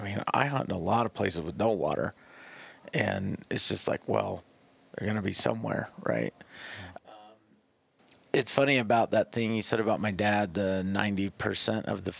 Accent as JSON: {"language": "English", "town": "Farmington", "region": "New Mexico", "country": "United States", "tie": "born or raised there", "said": "I grew up in Farmington, New Mexico."}